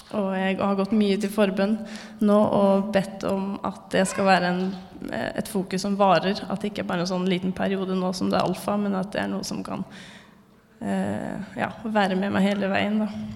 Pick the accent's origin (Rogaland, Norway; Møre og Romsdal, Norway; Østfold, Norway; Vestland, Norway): Østfold, Norway; Fredrikstad; moved away as an adult; now in Trondheim, Norway; jeg har vokst opp i Fredrikstad frikirke. Og kom hit sammen med min mann i 2022, sommeren 2022, altså til Trondheim frikirke